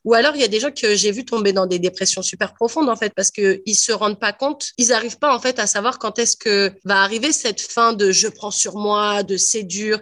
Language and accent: French; France; first language French; moved away as an adult; also born or lived in Ontario; now in Canada; en venant de France, avec un bon niveau d'anglais